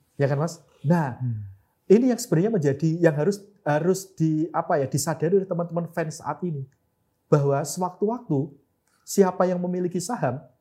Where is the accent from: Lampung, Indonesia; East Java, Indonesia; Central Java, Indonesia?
East Java, Indonesia; Madiun; klub kota saya PSM Madiun